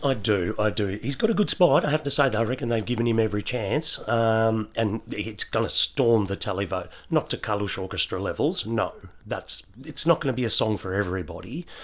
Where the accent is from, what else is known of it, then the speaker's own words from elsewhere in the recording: Australia; as Aussie fans